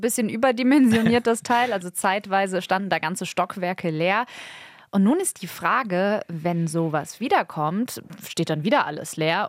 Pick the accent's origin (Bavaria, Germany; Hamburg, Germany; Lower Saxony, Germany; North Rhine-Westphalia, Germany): North Rhine-Westphalia, Germany; Essen; in meiner Heimatstadt Essen